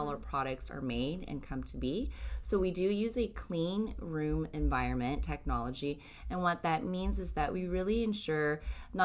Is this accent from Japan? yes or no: yes; Japan; moved away; being born and raised in Japan